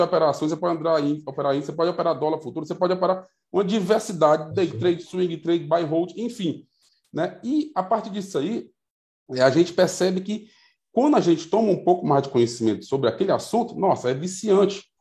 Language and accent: Portuguese; Piauí, Brazil; até mesmo aqui no Piauí, é, de onde eu sou, nós, Nordeste